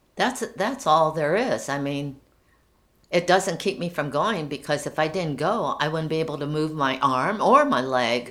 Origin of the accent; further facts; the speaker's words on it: Canton, Ohio, United States; Canton, Ohio, and I belong to the Y M C A at Myers Lake Park.